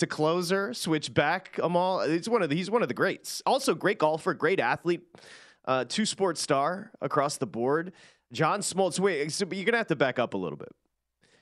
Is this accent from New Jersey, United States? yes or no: no; Michigan, United States; Growing up in Michigan